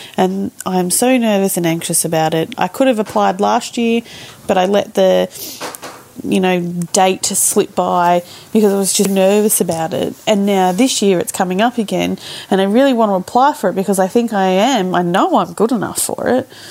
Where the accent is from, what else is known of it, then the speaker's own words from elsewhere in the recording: Melbourne, Victoria, Australia; I'm 37. I'm from Melbourne.